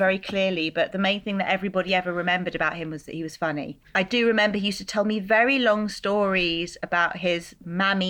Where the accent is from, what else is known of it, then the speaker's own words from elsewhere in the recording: London, United Kingdom; a girl who was growing up in Brixton